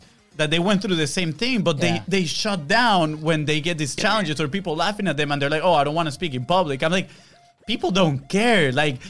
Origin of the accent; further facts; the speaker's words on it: Venezuela; first language Spanish; English is a second language; moved away as an adult; we grew up in Venezuela, right? Our first language is Spanish, and we came here for college